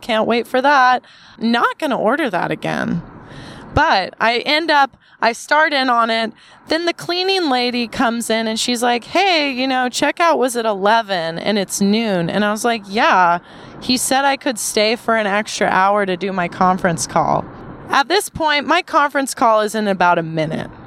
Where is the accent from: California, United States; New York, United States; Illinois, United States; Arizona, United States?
California, United States; Southern; being from SoCal